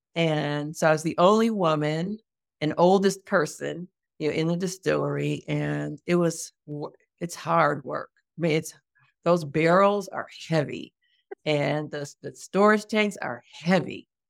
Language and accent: English; United States; moved away as an adult; now in Portugal; as a American, as a Black American, as a Black American woman